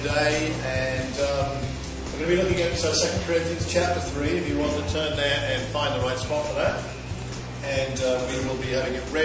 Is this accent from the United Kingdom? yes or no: yes; Watford, East of England, United Kingdom; Well, Watford, just outside London.